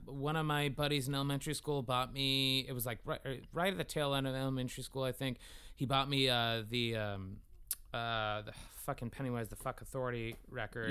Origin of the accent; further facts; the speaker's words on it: Concord, California, United States; I was born in Concord, California